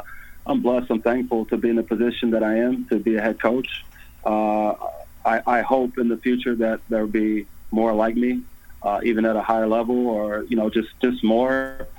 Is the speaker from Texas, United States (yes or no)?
no; Tulsa, Oklahoma, United States; I grew up on Greenwood. That's where I'm born and raised, on that street.